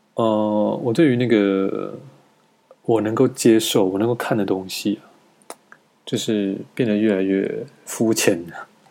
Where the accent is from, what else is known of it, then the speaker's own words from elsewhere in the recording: Taiwan; moved away as an adult; now in China; 我身为一个台湾人